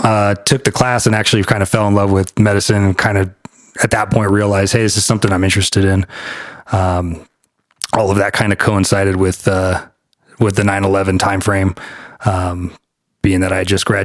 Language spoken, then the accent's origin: English; California, United States; So I grew up in SoCal. I lived there for quite a few years and kind of bounced around the nation with family.